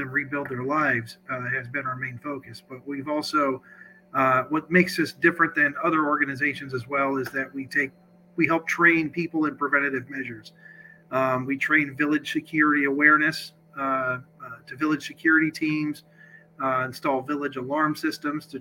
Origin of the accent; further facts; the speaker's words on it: Sioux City, Iowa, United States; I am from Sioux City, Iowa, born and raised in Iowa.